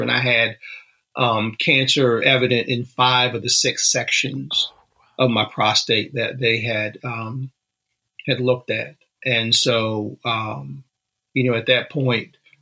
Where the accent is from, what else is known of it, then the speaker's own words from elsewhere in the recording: Danville, Virginia, United States; moved away as an adult; my hometown is Danville, Virginia, little small mm. town right on the Virginia North Carolina border